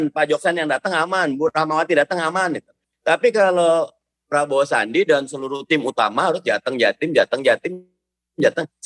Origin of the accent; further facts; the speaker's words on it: Jakarta, Indonesia; saya memang orang Betawi, saya lahir di Jakarta